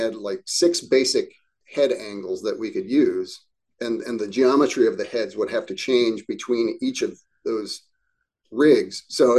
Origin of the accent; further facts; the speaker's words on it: Midwest, United States; You know, the surroundings were more like where I grew up in the Midwest